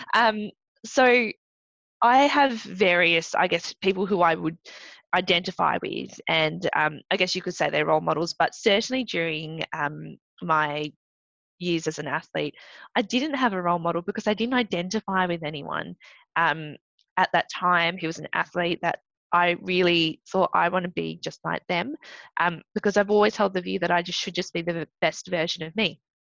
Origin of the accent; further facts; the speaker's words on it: Australia; first language English; also born or lived in Malaysia; being an Australian Malaysian, training in Australia but representing Malaysia, but not being able to speak anything else but English